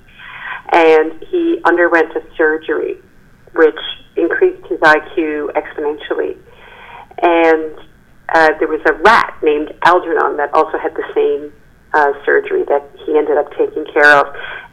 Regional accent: Newfoundland and Labrador, Canada; also born or lived in Halifax, Nova Scotia; I've lived here my whole life except for the 3 years that I went to law school.

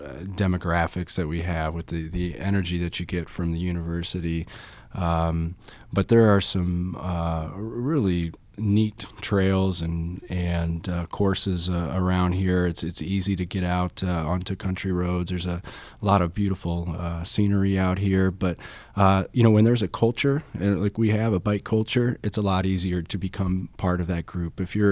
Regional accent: Illinois, United States; when I came here from Illinois to go to school back in the 90s. Came here for the university like a lot of Illinois folks do. And eventually, I made my way back to Illinois.

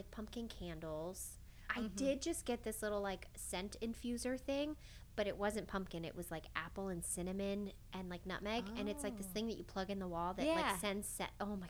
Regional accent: New York, United States; moved away; growing up in New York

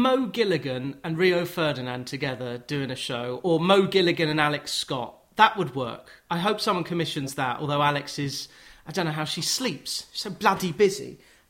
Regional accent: Watford, East of England, United Kingdom; I'm from Watford

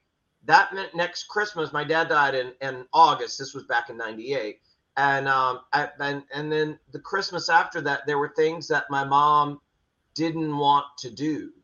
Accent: the South, United States; Yeah, I mean, you know, look, I'm from the South, as you are too.

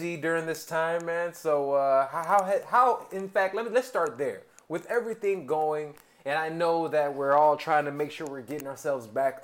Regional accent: Chicago, Illinois, United States; I'm from Chicago

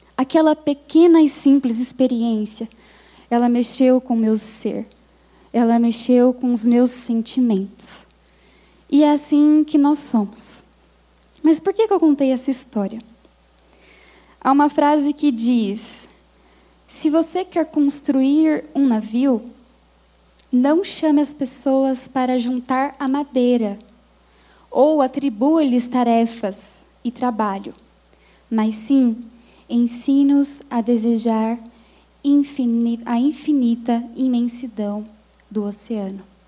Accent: Minas Gerais, Brazil; moved away as an adult; now in São Paulo, Brazil; eu fui criada em Minas Gerais

